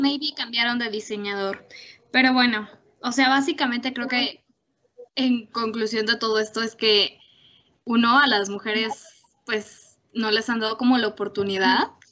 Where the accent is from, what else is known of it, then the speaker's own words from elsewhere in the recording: Mexico; como mexicanas